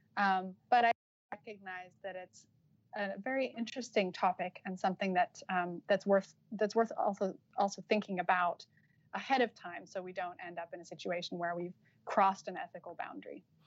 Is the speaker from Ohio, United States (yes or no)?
no; Utah, United States; moved away as an adult; also born or lived in Los Angeles, United States; now in Cambridge, United Kingdom; I'm from Utah, so it's like as American as you can get